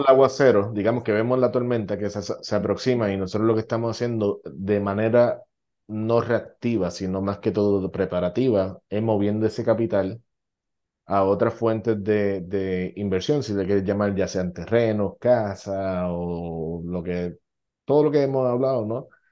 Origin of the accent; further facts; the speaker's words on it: Puerto Rico; now in United States; yo sé de Puerto Rico